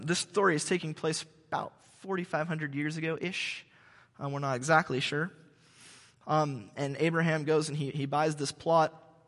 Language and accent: English; California, United States; I'm from Orange County. Very few of us in Orange County grew up here, but I did, and so I'm one of these people that kind of grew up in Southern California.